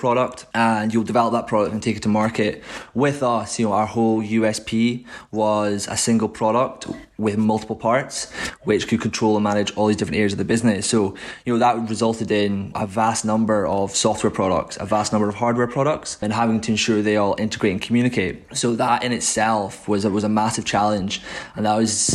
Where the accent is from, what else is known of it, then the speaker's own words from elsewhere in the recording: Aberdeen, Scotland, United Kingdom; moved away as an adult; now in Edinburgh, United Kingdom; I'm originally from Aberdeen.